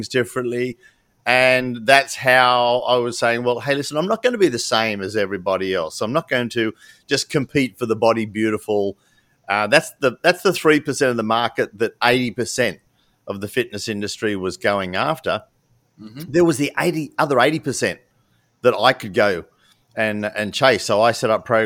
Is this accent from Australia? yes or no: yes; Australia; I'm a 7th generation. I think we came out in one of the last wooden sailboats in 1800 and something. So fair dink, I'm Aussie, mate